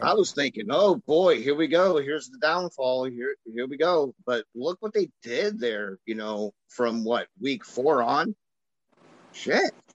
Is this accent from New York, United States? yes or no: no; Chicago, Illinois, United States; I'm from Chicago